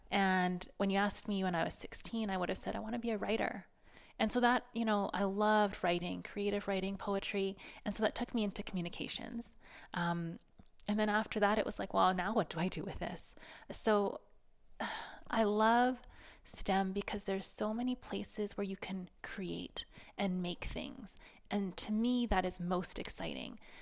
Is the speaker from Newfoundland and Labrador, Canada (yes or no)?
no; Saskatoon, Saskatchewan, Canada; I grew up in Saskatoon, and I went to a bit of a nerd school